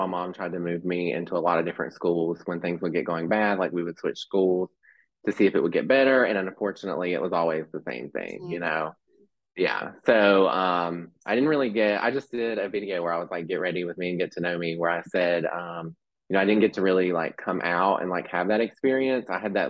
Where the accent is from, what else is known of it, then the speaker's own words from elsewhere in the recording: Mount Airy, North Carolina, United States; also born or lived in Texas; So I was born in Texas, lived there for like 5 years, moved to Mount Airy, North Carolina. I don't know if you've ever heard of that.